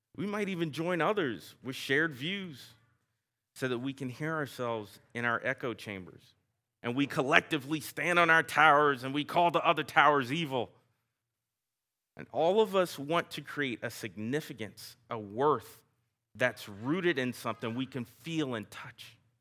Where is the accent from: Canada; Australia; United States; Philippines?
United States; the South, Southern United States; accent: Southern; my Southern accent